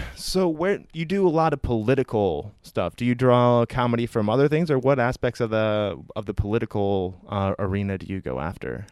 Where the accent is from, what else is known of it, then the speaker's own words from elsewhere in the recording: Iowa, United States; now in San Francisco, United States; I'm originally from the Midwest in Iowa